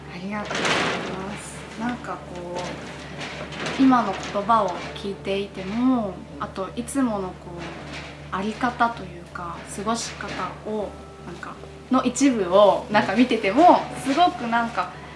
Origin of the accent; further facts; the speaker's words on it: Chita Peninsula, Aichi, Japan; 私の地元がですね愛知県知多半島というところ